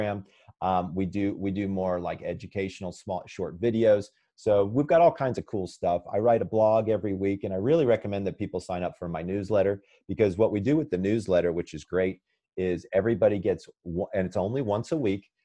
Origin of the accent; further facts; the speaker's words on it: Sandy Springs, Georgia, United States; moved away; I'm originally from Sandy Springs, Georgia